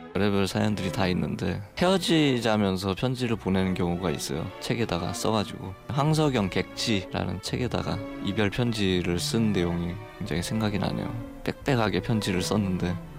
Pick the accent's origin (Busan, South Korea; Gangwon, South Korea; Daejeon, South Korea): Gangwon, South Korea; Taebaek; moved away; 태백에서 어린 시절을 보냈거든요.